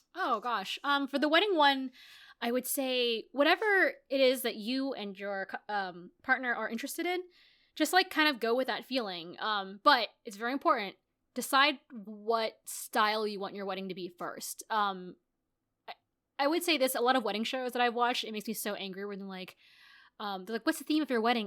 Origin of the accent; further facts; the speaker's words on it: United States; also born or lived in Japan / Los Angeles; I'm American, I grew up in America, uh, even though I'm Asian